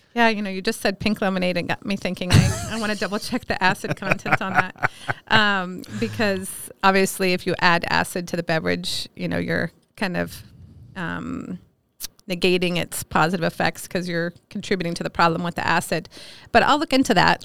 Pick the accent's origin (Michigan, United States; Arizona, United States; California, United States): California, United States; Alameda; moved away as an adult; also born or lived in Minneapolis, Minnesota; now in Miles City, United States; I grew up in Alameda, California